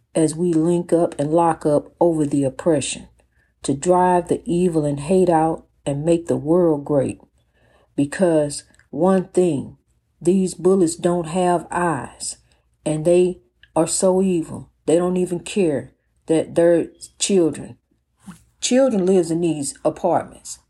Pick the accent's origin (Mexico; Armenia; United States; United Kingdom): United States; East St. Louis, Illinois; In my hometown of the beloved East Saint Louis